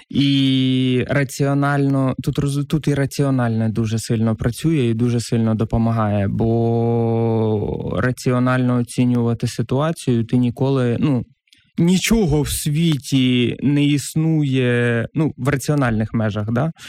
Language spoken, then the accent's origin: Ukrainian; a village in Kherson Oblast, Ukraine; now in Kyiv, Ukraine; я з Херсонської області, села